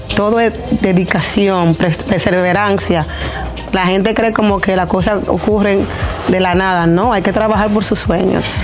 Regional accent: New York City, New York, United States; yo soy de Brooklyn

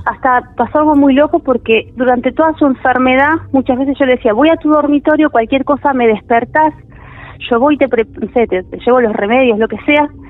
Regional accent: Tigre, Buenos Aires Province, Argentina; vivo en Tigre, toda mi vida viví en Tigre

